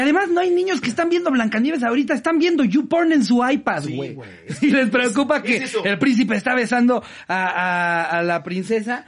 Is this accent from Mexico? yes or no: yes; State of Mexico, Mexico; yo que soy del Estado de México